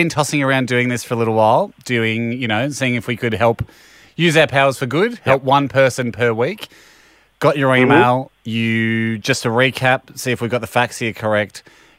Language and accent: English; Dunedin, Otago, New Zealand; I'm from Dunedin, New Zealand, so these flights, not cheap.